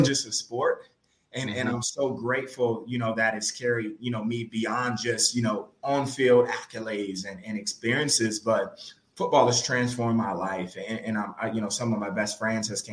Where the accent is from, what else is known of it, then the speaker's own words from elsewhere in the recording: Los Angeles, California, United States; growing up in South Central LA, South LA, as they call it now